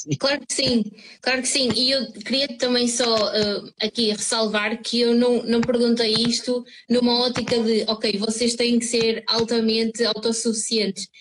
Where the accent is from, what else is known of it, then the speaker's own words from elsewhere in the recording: São João da Madeira, Norte, Portugal; eu sou de São João da Madeira e na altura em que eu estudava aqui na escola secundária